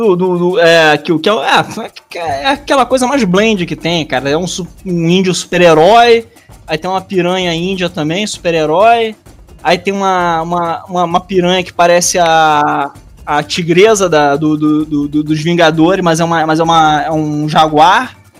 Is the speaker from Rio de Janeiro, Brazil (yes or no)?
yes; Rio de Janeiro, Brazil; also born or lived in Bananal, São Paulo; minha, minha família tinha fazenda lá, eu nasci lá, mas eu sou do Rio mesmo